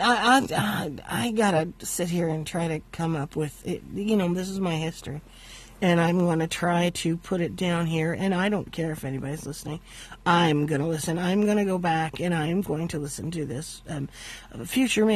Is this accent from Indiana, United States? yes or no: yes; Valparaiso, Indiana, United States; I was born in August 7th, 1966, and my parents lived in Valparaiso, Indiana